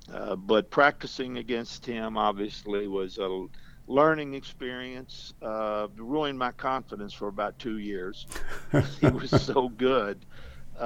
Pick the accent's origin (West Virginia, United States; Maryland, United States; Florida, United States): West Virginia, United States; Princeton; moved away; I came from a very small town of, when I was there, about 7,500 people in southern West Virginia, on the edge of the coal fields named Princeton